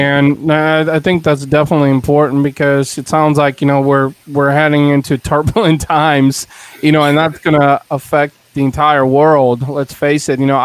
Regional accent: Bulgaria; now in United States; I was born in Bulgaria in Eastern Europe

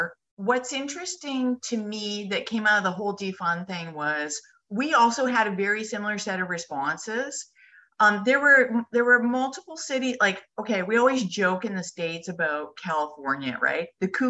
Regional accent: Canada

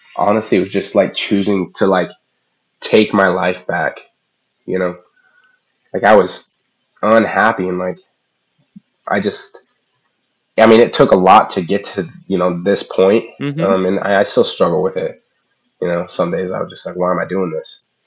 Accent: Midwest, United States; I was from the Midwest

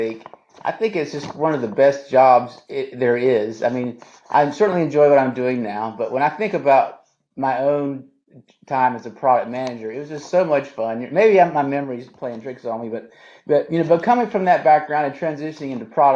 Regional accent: Florida, United States; I was born in Florida

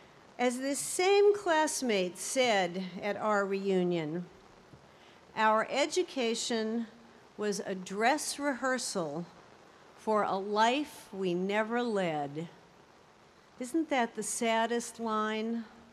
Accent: Beverly Hills, California, United States; told I had a New Jersey accent I really ought to do something about, which was a shock to me since I was from Beverly Hills, California and had never set foot in the state of New Jersey.

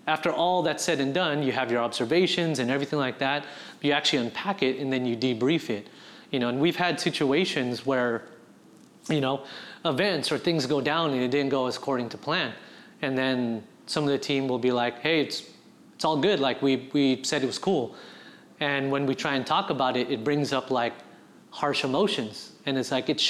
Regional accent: San Diego, California, United States; also born or lived in Bremerton, Washington / Bangor, Washington; born and raised in San Diego, grew up a portion up in Seattle, Bangor and Bremerton to be exact. My dad was in the military, we were on a submarine base, moved back and spent majority of my middle school and high school in San Diego

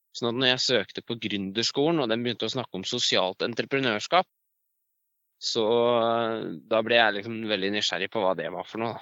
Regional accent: Elverum, Innlandet, Norway; moved away as an adult; also born or lived in Tynset / Trondheim; jeg er fra Elverum, eller jeg er født på Tynset og vokste opp i Elverum, så jeg er eh, hedmarking.

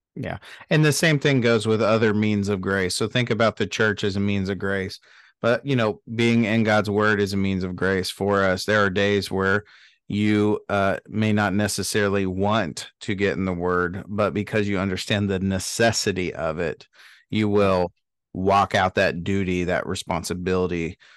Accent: Dallas, Texas, United States; I grew up in Dallas

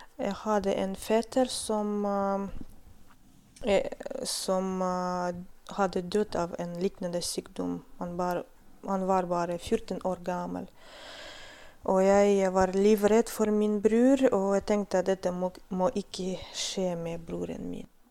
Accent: North Caucasus, Russia; Norwegian is a second language; now in Stokmarknes, Norway; Jeg født og vokste opp i Kaukasus, det er Sør-Russland.

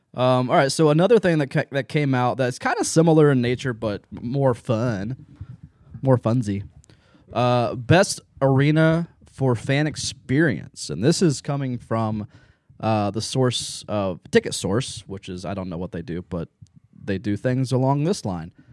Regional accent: Lancaster, Ohio, United States; also born or lived in Baltimore, Ohio; I grew up in Lancaster and Baltimore area.

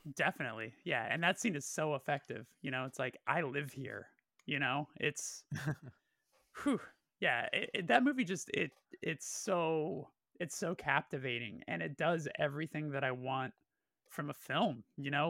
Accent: Burbank, California, United States; I'm from Burbank specifically, I was born and raised there

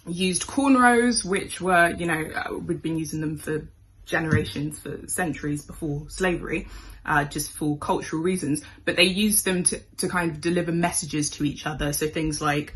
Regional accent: United Kingdom; I was born in Britain

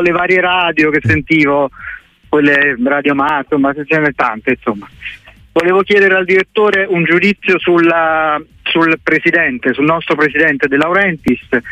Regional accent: Naples, Campania, Italy; now in Florence, Italy; vivo a Firenze però sono napoletano

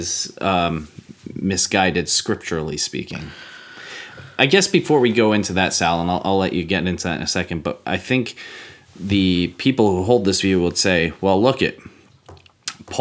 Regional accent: United States; I'm American

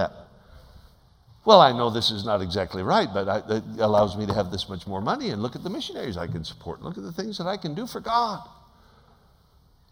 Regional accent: Alaska, United States; I'm from Alaska.

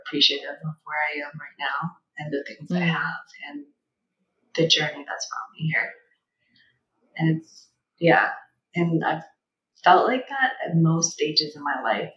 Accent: China; moved away; being born and growing up in China during the one-child policy

